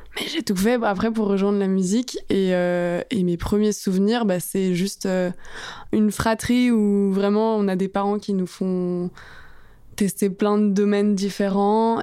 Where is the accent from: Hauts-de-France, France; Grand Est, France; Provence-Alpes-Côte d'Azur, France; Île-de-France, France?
Île-de-France, France; Asnières-sur-Seine; also born or lived in Paris / Italy; j'ai grandi à Agnières. Je fais tout mon primaire, collège, lycée là-bas.